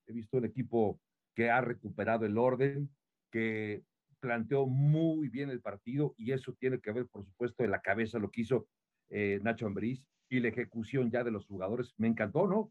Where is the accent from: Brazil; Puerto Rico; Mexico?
Mexico; State of Mexico; yo soy mexiquense, nací en el Estado de México